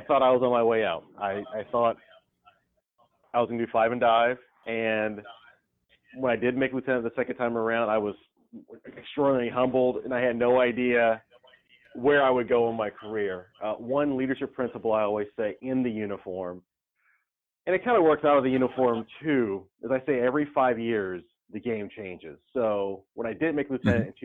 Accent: Camden County, Georgia, United States; moved away as an adult; now in New Orleans, United States; There's only two high schools in my hometown

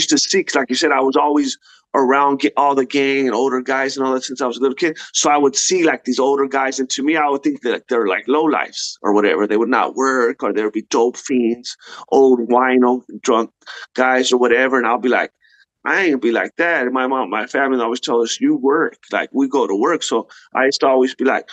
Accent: La Puente, California, United States; growing up in La Puente, California, that's where I'm from, in the 90s

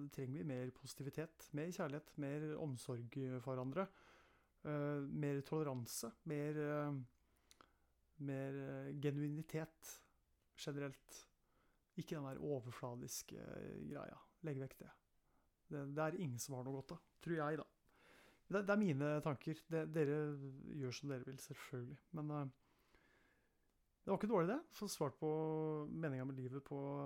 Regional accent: Eastern Norway, Norway; accent: Eastern Norwegian (østlandsk); also born or lived in Østfold; Hvis noen lurer på dialekten min, så kan jeg si at det er østlandsk dialekt

